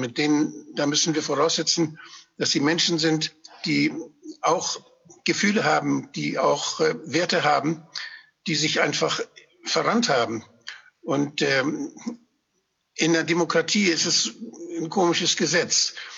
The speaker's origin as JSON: {"language": "German", "region": "Schleswig-Holstein", "country": "Germany", "said": "ich bin ja eigentlich Schleswig-Holsteiner"}